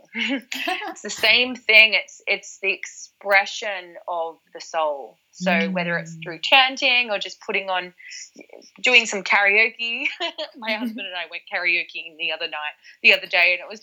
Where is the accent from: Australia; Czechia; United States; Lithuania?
Australia; now in London, United Kingdom; I was from Australia and I'm used to the ocean